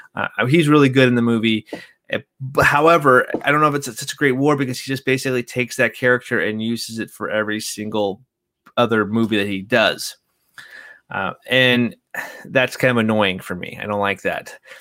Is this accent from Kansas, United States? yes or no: no; California, United States; now in Washington State, United States; I grew up in California, and I moved up into Washington State in nineteen ninety-nine